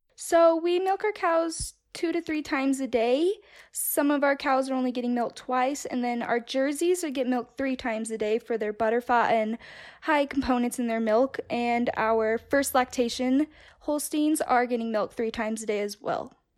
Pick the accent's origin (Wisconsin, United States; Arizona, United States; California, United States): California, United States; moved away as an adult; now in Castleford, United States; I'm originally from California. I was born and raised there, and my parents had a dairy farm in the Central Valley